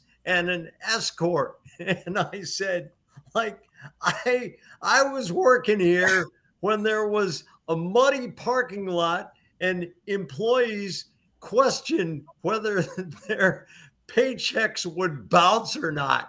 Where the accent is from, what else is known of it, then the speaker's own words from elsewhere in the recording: New Hampshire, United States; a kid growing up in New Hampshire